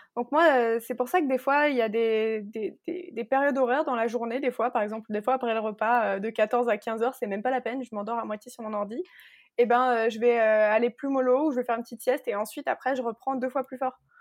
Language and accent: French; Alsace, Grand Est, France; also born or lived in Nantes / Paris; je viens d'Alsace